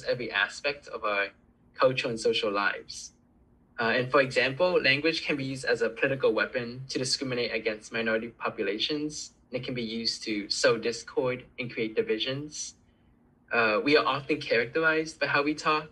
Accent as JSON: {"language": "English", "region": "South Florida", "country": "United States", "tie": "born or raised there", "first_language": "Cantonese", "second_language": "English", "said": "Hispanic culture that I've seen growing up in South Florida"}